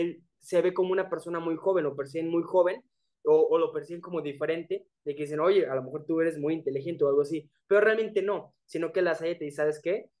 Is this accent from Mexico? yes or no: yes; Mexico; also born or lived in León, Guanajuato; nosotros como tal, los mexicanos que estudiaron la licenciatura, digamos, aquí en la Universidad en León